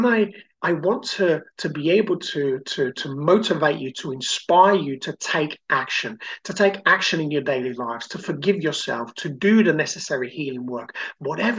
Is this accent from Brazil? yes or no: yes; Brazil; now in United Kingdom; I grew up in Brazil and I came to the UK and always felt like an outsider